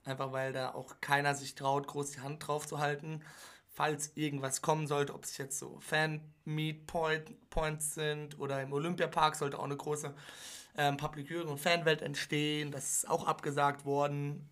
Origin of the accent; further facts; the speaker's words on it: Germany; Wir als Deutsche